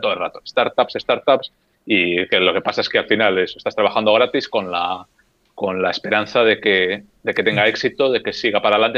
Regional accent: Getxo, Basque Country, Spain; moved away as an adult; now in Helsinki, Finland; de un pueblo o de un municipio a 10 kilómetros de Bilbao que se llama Guecho

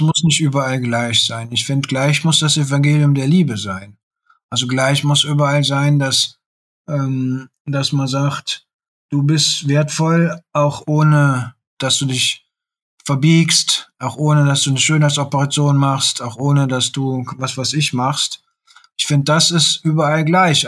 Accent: Bergisches Land, North Rhine-Westphalia, Germany; moved away; als ich am Land noch gelebt habe, ich komme aus dem Bergischen Land

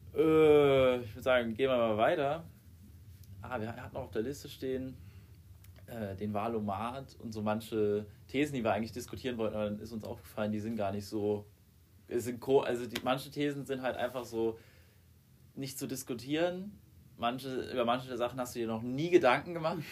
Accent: Germany; bei uns in Deutschland

